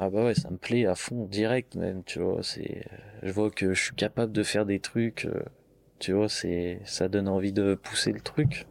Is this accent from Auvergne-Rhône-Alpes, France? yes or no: yes; countryside near Chavanay, originally Lyon, Auvergne-Rhône-Alpes, France; on est de Lyon et mes parents ils sont venus à la campagne euh, quand on était petit. Donc on a toujours grandi